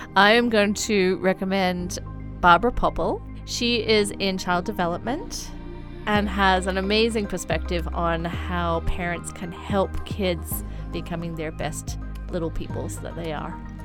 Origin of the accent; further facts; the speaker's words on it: Blue Mountains, New South Wales, Australia; moved away as an adult; now in China; I come from the Blue Mountains in Australia